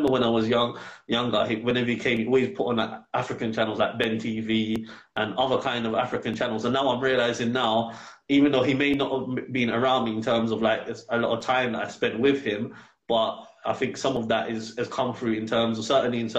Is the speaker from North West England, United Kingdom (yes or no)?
no; London, United Kingdom; moved away as an adult; now in Gambia; I was born in England.